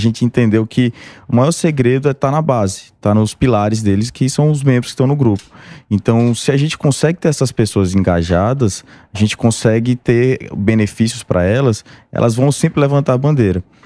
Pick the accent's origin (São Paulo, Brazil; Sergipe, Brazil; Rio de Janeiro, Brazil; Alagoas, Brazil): Alagoas, Brazil; Maceió; sou de Maceió